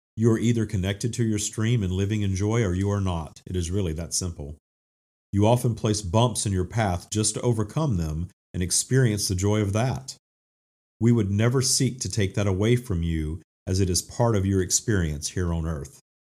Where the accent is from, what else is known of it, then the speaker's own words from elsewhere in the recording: Minden, Louisiana, United States; I attended, uh, the First United Methodist Church in Minden, Louisiana